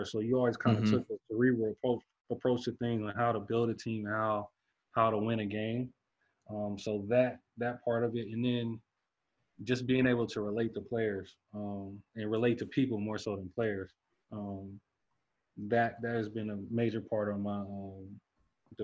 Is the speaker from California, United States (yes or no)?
yes; Los Angeles, California, United States; moved away as an adult; also born or lived in Slovakia / Germany / Portugal / Iceland; Born and raised in Los Angeles